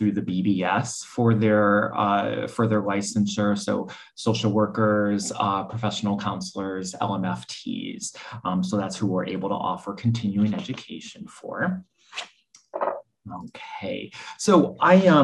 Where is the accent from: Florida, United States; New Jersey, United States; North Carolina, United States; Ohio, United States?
Ohio, United States; Cleveland; moved away as an adult; also born or lived in New Orleans / New York City; I'm originally from Cleveland. That's where I went to school